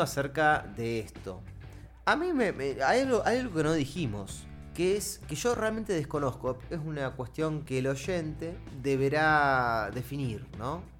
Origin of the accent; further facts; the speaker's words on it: Argentina; siendo argentinos